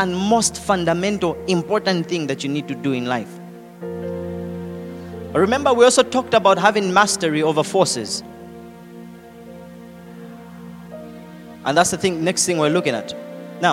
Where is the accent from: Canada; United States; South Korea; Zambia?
Zambia; accent: Zambian; now in Lusaka, Zambia; I tried to change my accent, but no. Zambianized